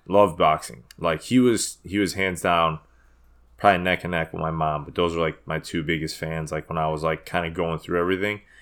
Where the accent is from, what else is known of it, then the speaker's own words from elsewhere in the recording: Chicago, Illinois, United States; also born or lived in Des Plaines; I was born in Chicago.